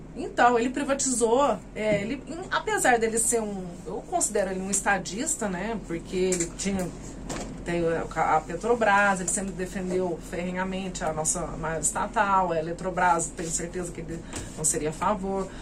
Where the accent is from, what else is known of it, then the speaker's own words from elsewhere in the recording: São Sebastião do Paraíso, São Paulo, Brazil; also born or lived in Mogi das Cruzes / Franca; Eu sou daqui, de Paraíso. Ah, sim. Morei um tempo em Monte das Cruzes e voltei para cá